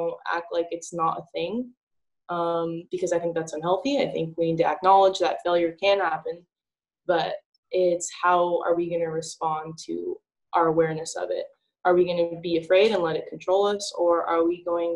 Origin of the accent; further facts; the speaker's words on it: Northern California, United States; moved away; I was from Northern California, right? Like there's no beaches there